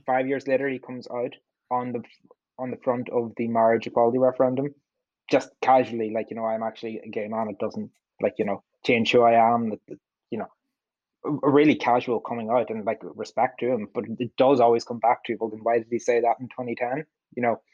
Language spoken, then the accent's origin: English; Donegal, Ulster, Ireland; I'm from Donegal